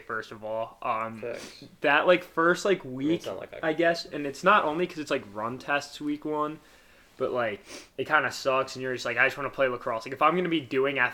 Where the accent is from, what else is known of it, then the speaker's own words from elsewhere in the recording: Baltimore, Maryland, United States; I grew up in Baltimore.